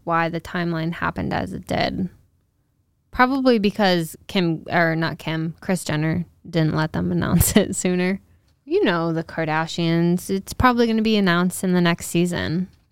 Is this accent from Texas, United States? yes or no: no; Newport, Rhode Island, United States; my hometown